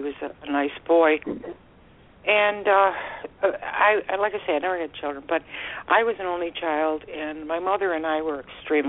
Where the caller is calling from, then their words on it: Florida, United States; I'm calling from Florida